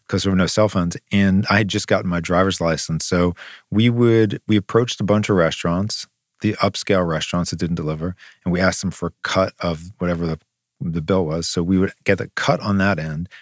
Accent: Long Island, New York, United States; we grew up on Long Island

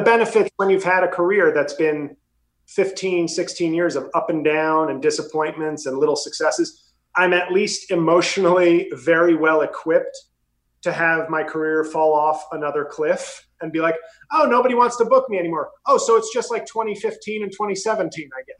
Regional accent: New York City, New York, United States; moved away as an adult; now in New Jersey, United States; I'm from New York City, but I now live in Jersey

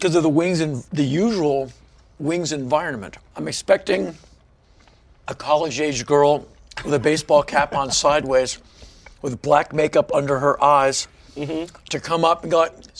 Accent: United States; I'm from America

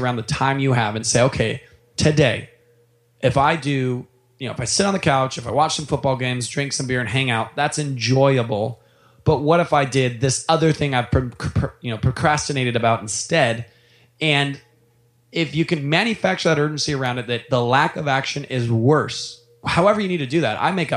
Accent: Orange County, California, United States; moved away as an adult; also born or lived in Seattle, Washington; growing up in Orange County and moving 1,800 miles away

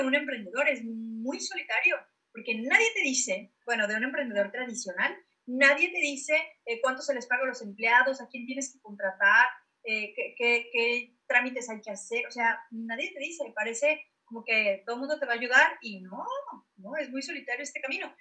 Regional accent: Guadalajara, Jalisco, Mexico; now in Hermosillo, Mexico; yo soy de Guadalajara y ahora estoy en, Hermosillo, me vino para acá al norte

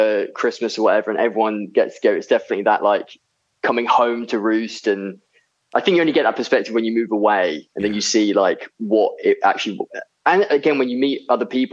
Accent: Seaford, South East England, United Kingdom; I grew up in a little town on the south coast called Seaford

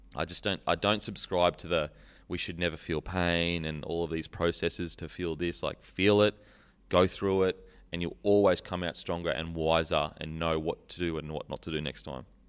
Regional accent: Gold Coast, Queensland, Australia; Mudgebar, Gold Coast

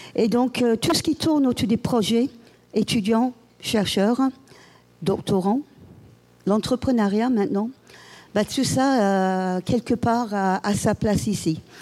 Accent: England, United Kingdom; French is a second language; now in Paris, France; chez moi, en Angleterre

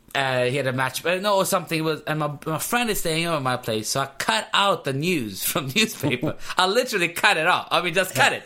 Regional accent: Pakistan; I'm I'm from Pakistan

